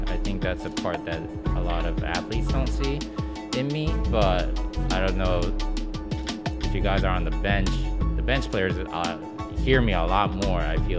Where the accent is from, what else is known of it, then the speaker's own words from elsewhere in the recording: Japan; also born or lived in Michigan / London; So I was born in the States. I was actually born in Michigan. And grew up, I've been all over the world. I was here, I went back to Japan, came back to States, and I actually lived in London for 2 years.